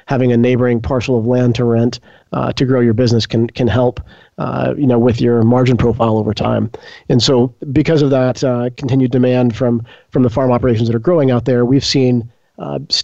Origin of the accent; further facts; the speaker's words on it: Arkansas, United States; also born or lived in San Francisco; I grew up here in Arkansas. I spent my childhood in a farming family